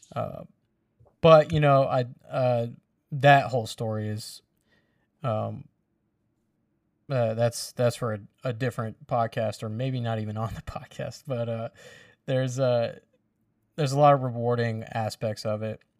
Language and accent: English; the South, United States; us Southerners